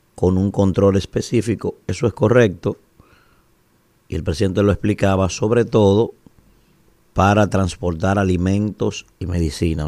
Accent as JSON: {"language": "Spanish", "country": "Dominican Republic", "said": "nosotros como dominicanos"}